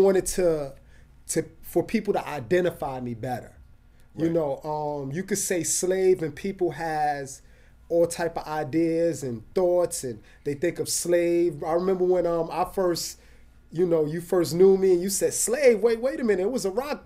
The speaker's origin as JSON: {"language": "English", "town": "New York City", "region": "New York", "country": "United States", "said": "I'm from the Boogie Down Bronx"}